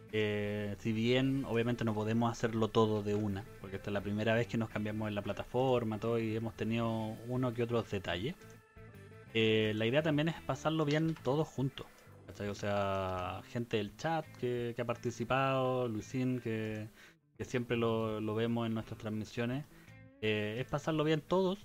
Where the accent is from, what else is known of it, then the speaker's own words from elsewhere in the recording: Chile; soy chileno